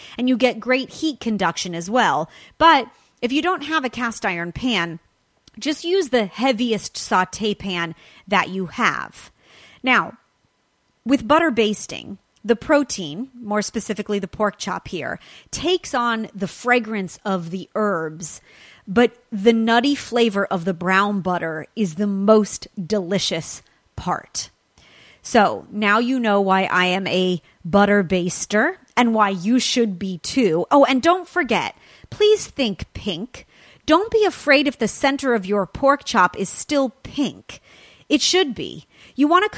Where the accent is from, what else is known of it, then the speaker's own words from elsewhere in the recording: California, United States; California, my home state